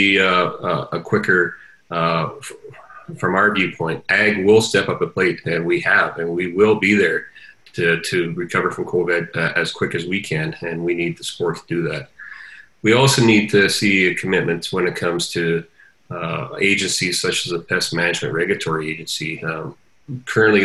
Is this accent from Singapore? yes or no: no; Canada; we as Canadian farmers are very proud